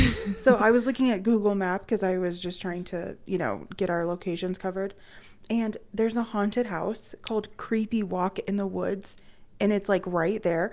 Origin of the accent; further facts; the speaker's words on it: Loveland, Colorado, United States; growing up in Loveland